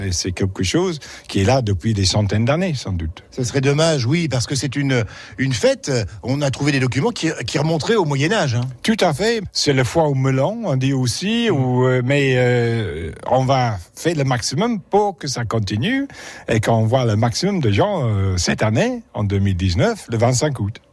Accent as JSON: {"language": "French", "region": "England", "country": "United Kingdom", "second_language": "French", "moved": "as an adult", "lives_now": "Rosnay, France", "said": "je suis anglais"}